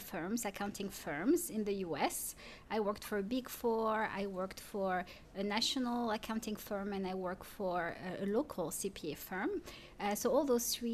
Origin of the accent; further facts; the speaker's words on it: Paris, Île-de-France, France; first language French; English is a second language; moved away as an adult; now in Durham, United States; I'm a city girl too. I grew up in Paris.